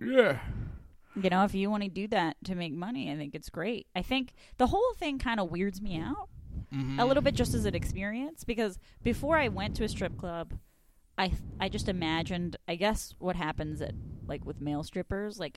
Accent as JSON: {"language": "English", "country": "Mexico", "tie": "born or raised there", "also_born_or_lived": "California", "moved": "yes", "lives_now": "Washington, DC, United States", "said": "I grew up in Mexico"}